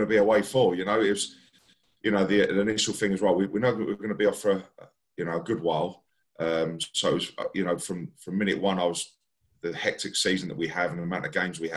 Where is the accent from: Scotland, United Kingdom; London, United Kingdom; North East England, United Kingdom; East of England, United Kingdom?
London, United Kingdom; Barnet; I grew up in Barnet, still live here now in Barnet